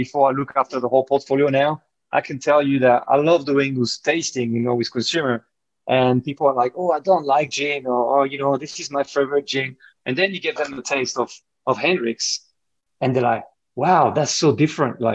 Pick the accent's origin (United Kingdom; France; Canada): France; moved away; as you can tell from my accent, you know, I grew up in France